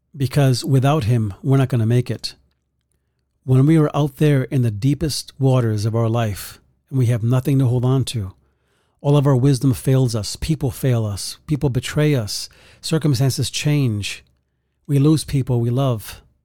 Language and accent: English; New York City, New York, United States; growing up in the Bronx